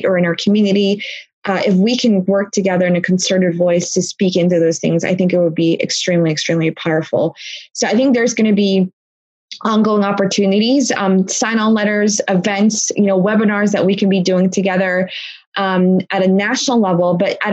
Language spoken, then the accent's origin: English; Blue Bell, Pennsylvania, United States; also born or lived in Philadelphia; I was born in Philly, but my parents moved to Bluebell. And my parents still live there. And that's the town that I grew up